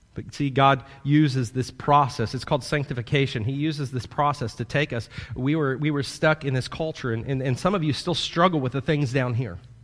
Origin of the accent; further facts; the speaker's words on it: Kansas City, Missouri, United States; moved away as an adult; now in Florida, United States; I'm a Midwesterner, born in the Midwest, in Kansas City. I lived there until I was eighteen